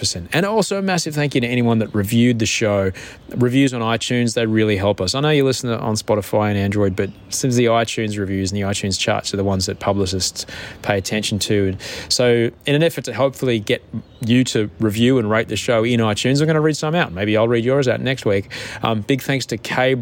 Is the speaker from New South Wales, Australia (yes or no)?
yes; Sydney, New South Wales, Australia; I'm from Sydney, Australia